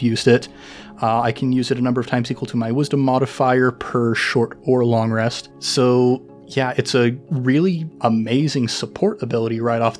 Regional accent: Idaho, United States; I grew up in Idaho.

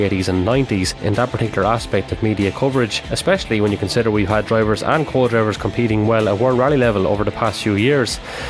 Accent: County Carlow, Leinster, Ireland; I come from County Carlow.

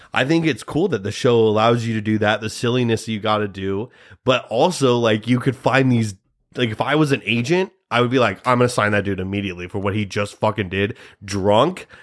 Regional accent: Nebraska, United States; we're from Nebraska

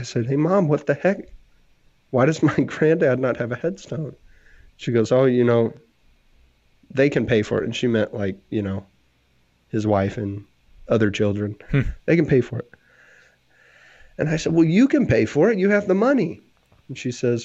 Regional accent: Texas, United States; I'm from Texas

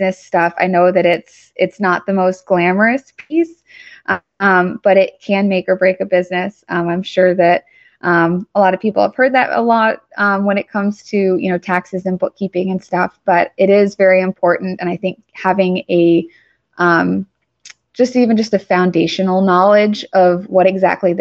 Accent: Atlanta, Georgia, United States; I'm from Atlanta

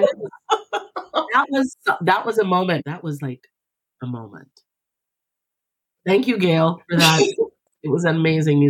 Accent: Jamaica; moved away as an adult; now in United States; I was born and raised in Jamaica, but I've lived in the United States since 2005.

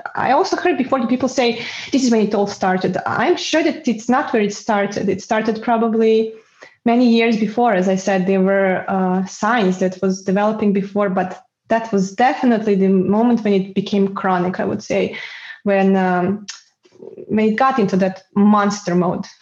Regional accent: Belgrade, Serbia; moved away as an adult; also born or lived in Spain / Bulgaria; now in Netherlands; I was back then in Belgrade in Serbia uh, ah. that is my hometown.

